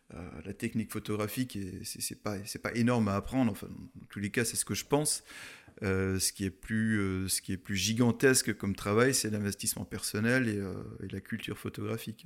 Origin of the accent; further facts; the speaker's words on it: Munster Valley, Grand Est, France; also born or lived in Colmar / Eguisheim; je suis issu de la vallée de Münster